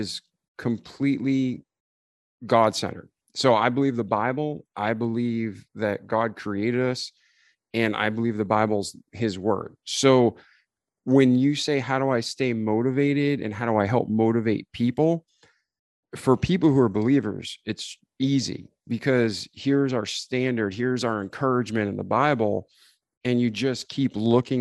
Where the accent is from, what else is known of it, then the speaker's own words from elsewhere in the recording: New England, United States; I grew up in New England